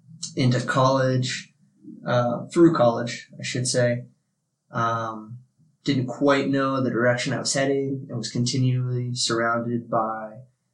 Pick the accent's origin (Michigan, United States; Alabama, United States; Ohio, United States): Ohio, United States; moved away as an adult; also born or lived in New Jersey / Japan / Virginia; I was born in New Jersey, but I was in the Air Force. And so we moved to Japan real early. I was 2, landed in Japan, was there until I was 4 when we moved back to Ohio. And I spent majority of my young years till 18 in Ohio and then moved to Virginia